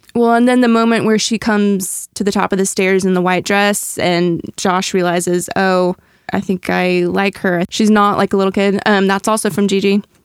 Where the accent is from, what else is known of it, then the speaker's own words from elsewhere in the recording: Kansas City, Midwest, United States; I'm from the Midwest